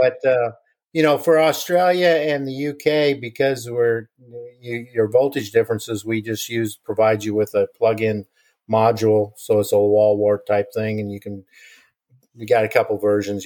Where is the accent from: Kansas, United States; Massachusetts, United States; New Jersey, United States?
Kansas, United States; I grew up in Kansas